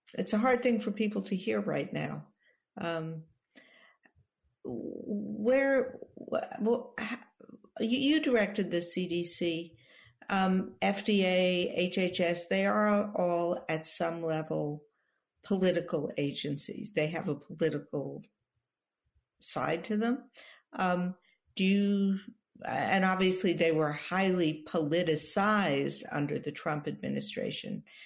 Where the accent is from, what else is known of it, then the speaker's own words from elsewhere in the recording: New York City, New York, United States; former health commissioner of the city of New York, my hometown